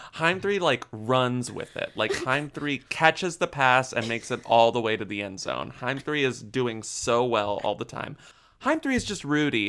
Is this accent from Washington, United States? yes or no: no; Texas, United States; I'm from Texas